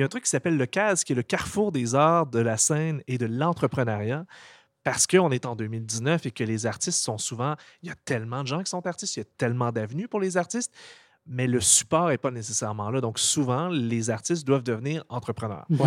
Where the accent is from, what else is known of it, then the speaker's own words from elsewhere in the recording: Gatineau, Quebec, Canada; on a grandi à Gatineau, les deux.